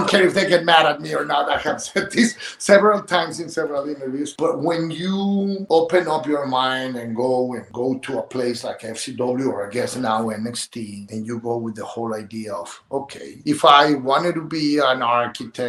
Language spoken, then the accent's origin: English; Mexico City, Mexico; first language Spanish; English is a second language; moved away as an adult; also born or lived in Tampa; now in United States; I moved from Mexico City to Tampa, still trying or learning the language